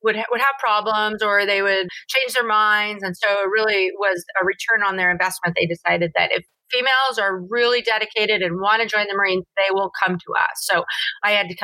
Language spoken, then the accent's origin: English; Sonoma County, California, United States; born and raised in Sonoma County, which was north of San Francisco